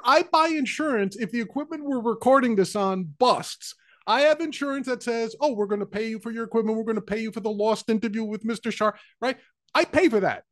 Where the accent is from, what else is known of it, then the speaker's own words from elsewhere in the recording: New York City, New York, United States; I grew up in the Bronx